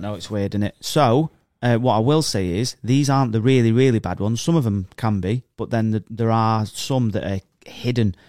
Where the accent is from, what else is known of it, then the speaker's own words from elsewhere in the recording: England, United Kingdom; I'm an, I'm a English person